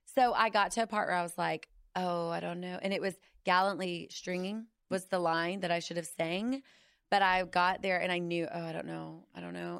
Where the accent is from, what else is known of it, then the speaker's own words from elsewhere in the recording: Fort Worth, Texas, United States; also born or lived in Irving, Texas; I was born in Fort Worth. I've been born and raised in D F